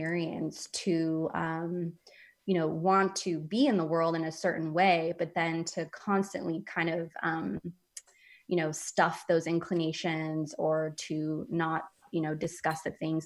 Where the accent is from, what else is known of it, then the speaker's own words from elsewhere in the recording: San Francisco, California, United States; moved away; I grew up in San Francisco